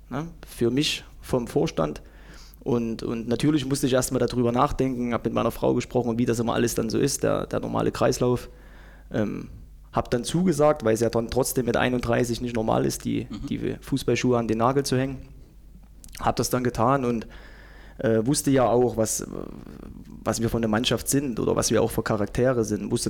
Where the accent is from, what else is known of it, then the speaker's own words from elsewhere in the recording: Zeitz, Saxony-Anhalt, Germany; born there; Nein, ich bin in Zeitz geboren.